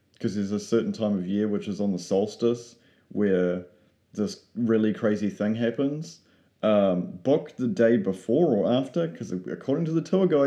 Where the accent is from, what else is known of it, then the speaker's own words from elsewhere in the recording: New Zealand; being a Kiwi